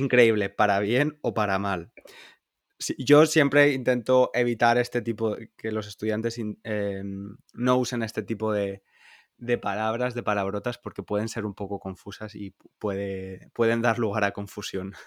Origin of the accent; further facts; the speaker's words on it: Spain; moved away; los españoles